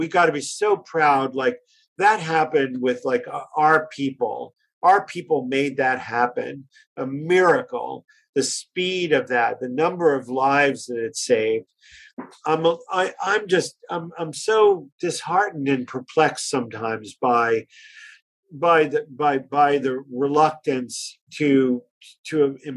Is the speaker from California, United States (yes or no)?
no; Pine Barrens, New Jersey, United States; I come from New Jersey, from the Pine Barrens, and I have three brothers.